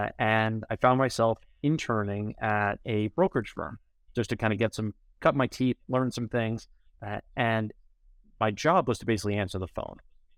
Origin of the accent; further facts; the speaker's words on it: New York, United States; So I grew up in New York on the North Shore of Long Island, and I escaped without the accent